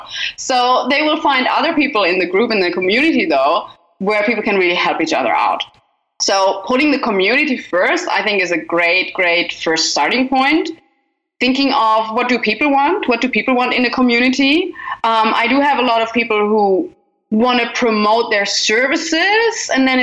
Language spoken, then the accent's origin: English; Germany; now in Australia; because I moved from Germany to Australia, but even in Australia, I was like, I don't want to be sitting in one house all the time for the rest of my life.